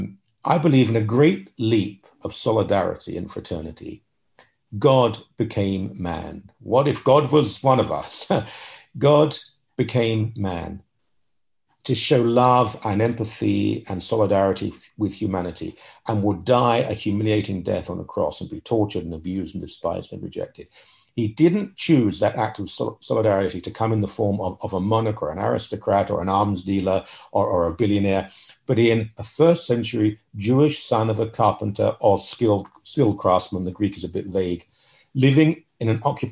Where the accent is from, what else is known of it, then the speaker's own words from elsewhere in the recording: London, United Kingdom; moved away as an adult; now in Toronto, Canada; I was born in London, England. I came to married a Canadian that live in Toronto, Canada.